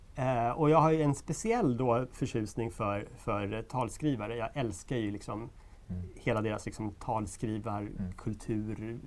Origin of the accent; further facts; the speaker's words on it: Sweden; vi svenskar